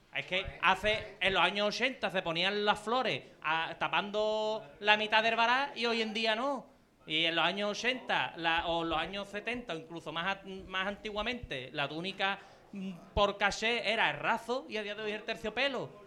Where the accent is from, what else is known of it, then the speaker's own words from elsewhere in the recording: Cádiz, Andalusia, Spain; Yo te digo que soy de Cádiz, mi hermandad lo hacía